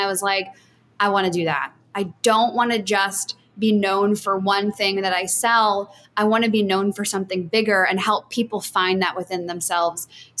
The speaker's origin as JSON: {"language": "English", "town": "Baltimore", "region": "Maryland", "country": "United States", "tie": "born or raised there", "also_born_or_lived": "New York City", "moved": "as an adult", "lives_now": "Mexico", "said": "I grew up in Baltimore, Maryland, but I lived in New York after college and worked there for like 3-4 years."}